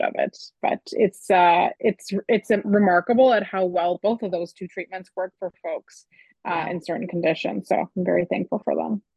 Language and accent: English; Canada